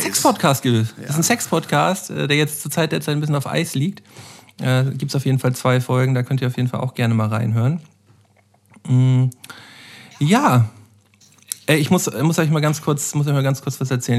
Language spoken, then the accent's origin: German; Flensburg, Schleswig-Holstein, Germany; moved away as an adult; now in Hamburg, Germany; ich bin geborener Flensburger